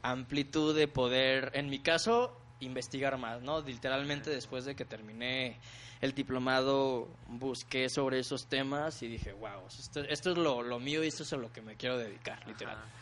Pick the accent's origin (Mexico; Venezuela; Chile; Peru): Mexico; Ciudad Mante, Tamaulipas; yo soy de Tamaulipas, de una pequeña ciudad que se llama Ciudad Mante, Tamaulipas